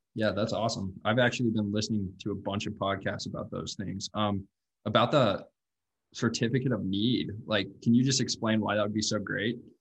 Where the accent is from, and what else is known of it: Laurel, Montana, United States; born or raised there